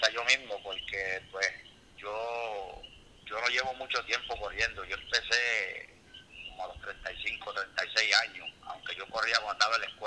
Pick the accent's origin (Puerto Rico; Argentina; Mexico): Puerto Rico; Cidra; mi pueblo Sidra